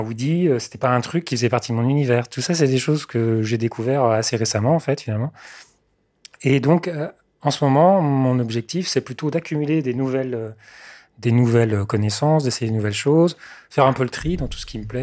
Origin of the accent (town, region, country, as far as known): Mayenne, Pays de la Loire, France; born or raised there; also born or lived in Sarthe